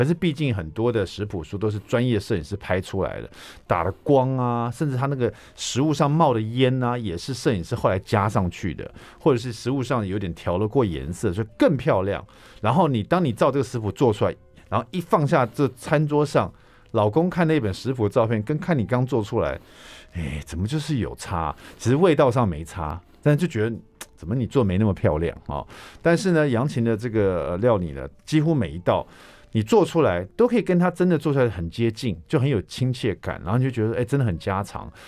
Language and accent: Chinese; Taiwan; 所以说，我们我们台湾人也很喜欢吃日本料理